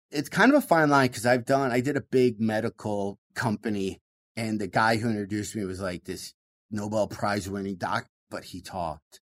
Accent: Michigan, United States; growing up in Michigan

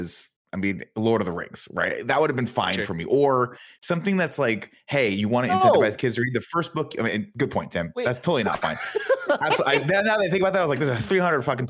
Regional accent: Riverside, California, United States; as a 14-year-old child growing up in Riverside, California

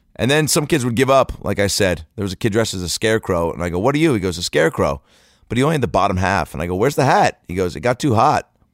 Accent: Seattle, Washington, United States; now in Los Angeles, United States; I'm here in Seattle, Washington, home, I came home today from Los Angeles to Seattle to trick or treat with my nieces and nephew

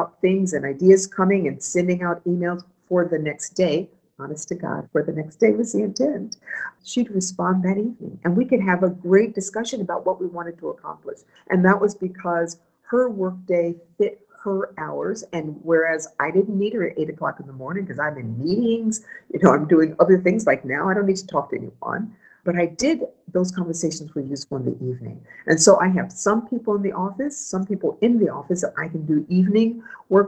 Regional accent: Ohio, United States; moved away as an adult; also born or lived in Washington, D.C.; I'm from Ohio, I'm from the Midwest.

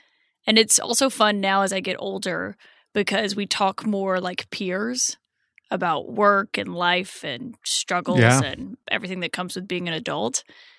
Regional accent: Prattville, Alabama, United States; So I tell people who aren't familiar with the state that I'm from Montgomery because they don't know what Prattville is.

